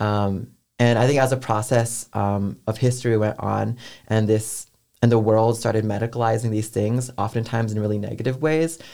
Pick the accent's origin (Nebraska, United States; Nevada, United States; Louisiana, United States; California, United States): California, United States; San Francisco Bay Area; moved away as an adult; now in Atlanta, United States; I'm from San Francisco Bay Area